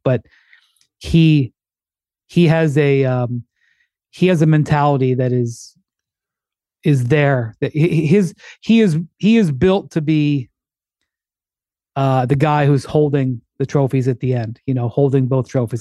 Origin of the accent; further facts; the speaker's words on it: Akron, Ohio, United States; I'm fully from Akron